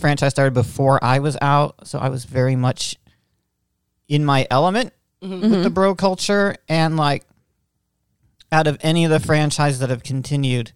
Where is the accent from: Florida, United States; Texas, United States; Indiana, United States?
Indiana, United States; Bloomington; It's also my hometown in Indiana. I grew up in Bloomington, Indiana.